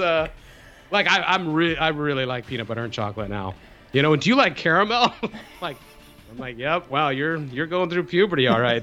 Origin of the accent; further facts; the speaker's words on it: Salt Lake City, Utah, United States; I grew up in, in Salt Lake City, Utah